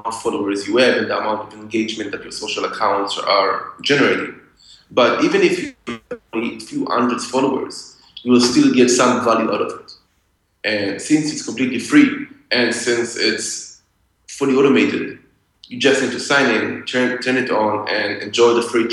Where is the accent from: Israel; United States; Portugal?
Israel; I grew up in Israel, so after school, you go to the army